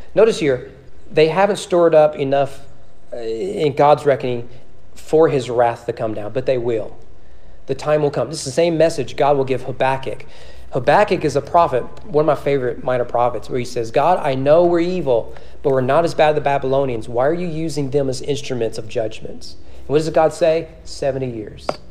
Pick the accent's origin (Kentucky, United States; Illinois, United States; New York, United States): Kentucky, United States; Owen County; now in Frankfort, United States; growing up in Owen County